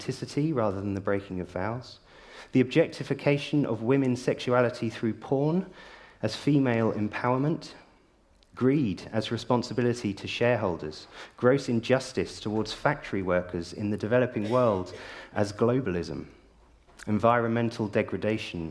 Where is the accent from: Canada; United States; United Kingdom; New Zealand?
United Kingdom; South of England; moved away as an adult; now in Yorkshire, United Kingdom; now I grew up in the South.